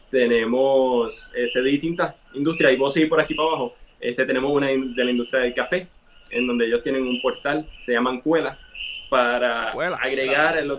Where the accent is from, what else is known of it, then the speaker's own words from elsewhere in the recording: Puerto Rico; todos los recursos que tenemos internos somos aquí de Puerto Rico.